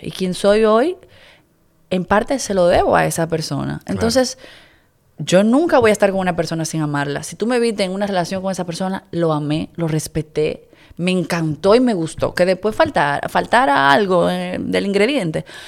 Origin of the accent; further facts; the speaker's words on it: Dominican Republic; yo soy una hija de la República Dominicana